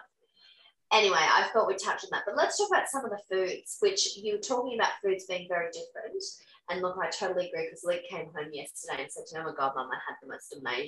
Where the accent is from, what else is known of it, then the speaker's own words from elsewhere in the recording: New South Wales, Australia; I grew up in New South Wales, so it was much colder than it was in Queensland